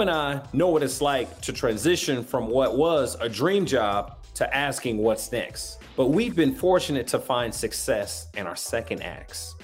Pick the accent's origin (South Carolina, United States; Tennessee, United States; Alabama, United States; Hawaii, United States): Alabama, United States; I'm from Alabama.